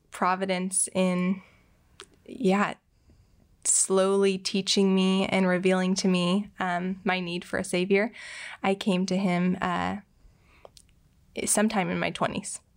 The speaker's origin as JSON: {"language": "English", "town": "Bend", "region": "Oregon", "country": "United States", "tie": "born or raised there", "also_born_or_lived": "Tijuana", "moved": "as an adult", "lives_now": "Portland, United States", "said": "I'm from Bend. Uh, grew up there."}